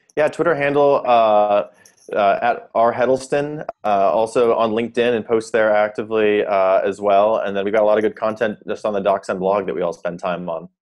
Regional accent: South Dakota, United States; moved away as an adult; also born or lived in Stanford, California; I'm from South Dakota mostly. I came out for college at Stanford

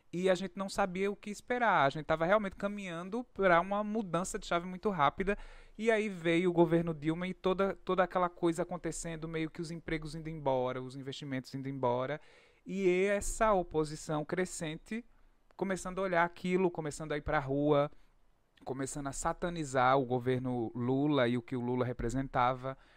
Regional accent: Brazil; Então eu cresci num Brasil onde as pessoas começaram a consumir freneticamente.

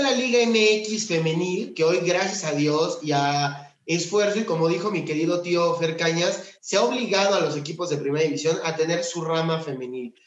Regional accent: Mexico; como mexicano

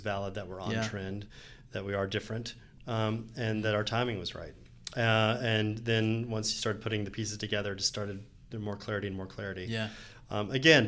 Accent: Atlanta, Georgia, United States; growing up in Atlanta

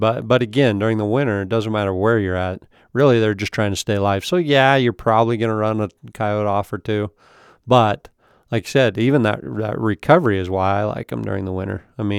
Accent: Idaho, United States

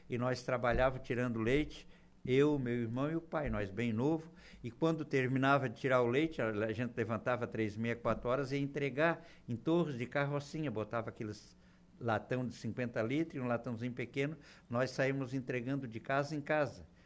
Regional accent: São João do Sul, Santa Catarina, Brazil; now in Araranguá, Brazil; Nasci naquela região ali, numa cidadezinha chamada Bela Vista. De Bela Vista, o meu pai era colono, era lavrador

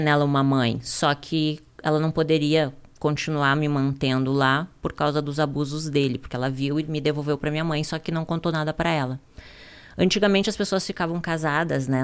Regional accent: Ijuí, interior of Rio Grande do Sul, Brazil; also born or lived in Porto Alegre; Eu vim da cidade de Juí, interior do Rio Grande uhum. do Sul

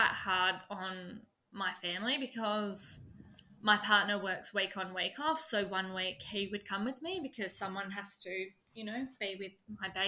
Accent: 5 hours from Adelaide, South Australia, Australia; Adelaide, which is 5 hours away from my hometown

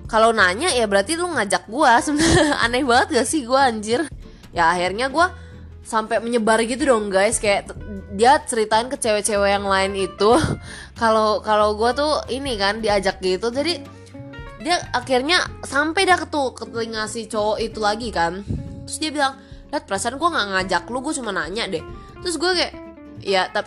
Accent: Pekanbaru, Riau, Indonesia; karena dulu di sekolah gue yang di Pekanbaru tuh ngajarnya Melayu kan dan bahkan cece gue tuh diajarin tulisan Arab

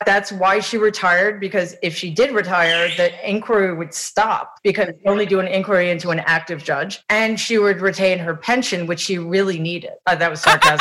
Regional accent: New York City, New York, United States; I grew up in Jamaica, Queens

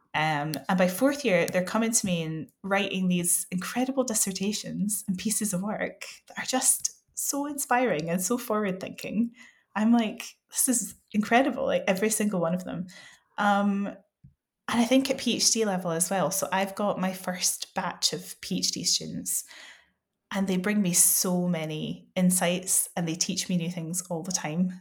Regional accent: West Coast of Scotland, United Kingdom; I come from the West Coast of Scotland

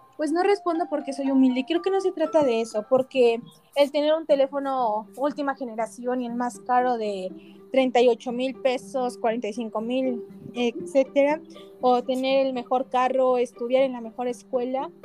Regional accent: Mexico; somos mexicanos

